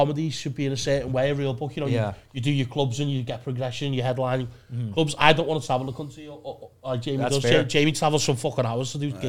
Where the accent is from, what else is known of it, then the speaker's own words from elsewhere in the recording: Liverpool, North West England, United Kingdom; I'm from Liverpool as well. That's my home club